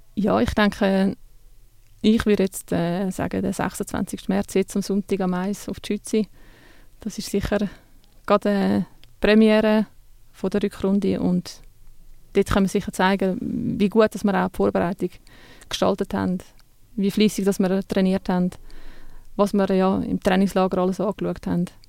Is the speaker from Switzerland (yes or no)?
yes; Switzerland; Bei uns in der Schweiz